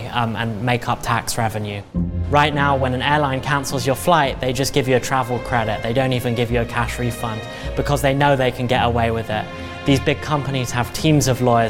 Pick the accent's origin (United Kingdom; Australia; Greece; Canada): United Kingdom; England; now in United States; I'm originally from England